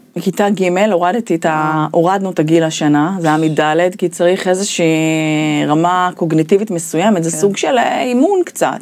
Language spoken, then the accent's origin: Hebrew; Ramat Gan, Tel Aviv District, Israel; גדלתי ברמת גן